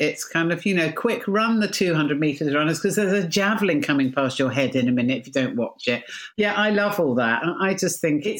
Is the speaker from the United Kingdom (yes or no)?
yes; United Kingdom